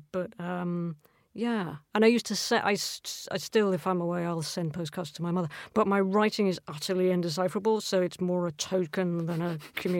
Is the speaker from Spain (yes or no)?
no; Scotland, United Kingdom